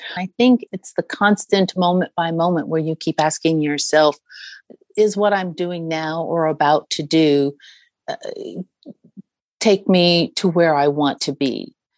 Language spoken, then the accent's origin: English; United States